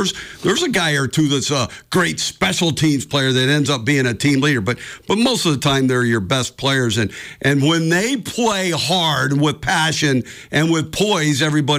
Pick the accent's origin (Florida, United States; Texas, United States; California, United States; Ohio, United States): California, United States; San Jose; now in Montana, United States; I came from Northern California, South San Jose in here